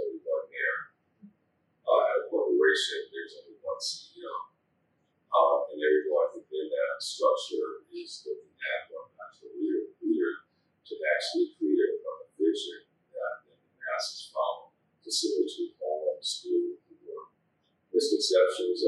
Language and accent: English; Los Angeles, California, United States; I was born in Los Angeles.